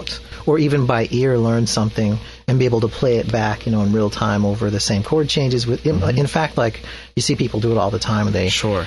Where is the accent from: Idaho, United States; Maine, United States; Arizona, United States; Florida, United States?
Idaho, United States; Mountain Home; moved away; I grew up in Idaho